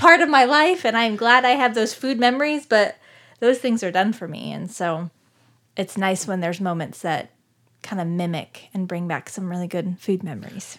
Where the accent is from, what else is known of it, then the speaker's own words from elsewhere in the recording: Scottsdale, Arizona, United States; moved away; I am from Scottsdale, Arizona. I was born and raised